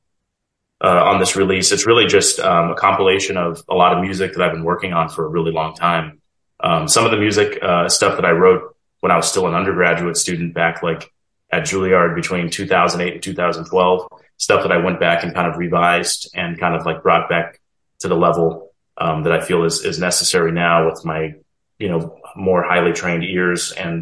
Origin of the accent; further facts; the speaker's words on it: Federal Way, Washington, United States; also born or lived in Vancouver, Washington; I'm from Washington State originally. I grew up in the Seattle area in a suburb called Federal Way, Washington